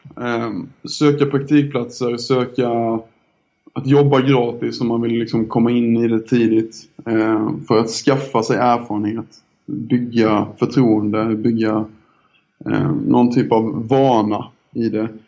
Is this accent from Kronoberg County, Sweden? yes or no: yes; Älmhult, Kronoberg County, Sweden; accent: Småländska; also born or lived in Ljungby / Minsk; Jag är uppväxt eh, utanför IKEA-samhället Älmhult eh, i en liten by som heter Dyö i södra Småland.